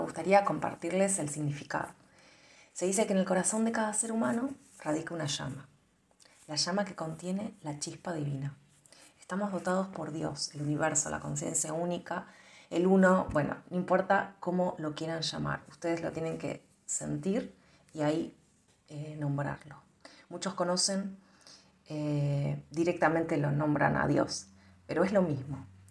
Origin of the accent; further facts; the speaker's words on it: Argentina; yo soy de Argentina